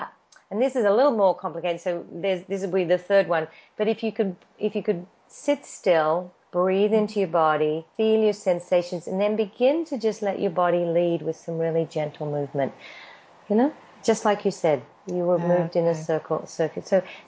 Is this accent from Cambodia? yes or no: no; Australia; accent: Australian; now in Los Angeles, United States; And it's much better Meg spells it than I do because my Australian accent.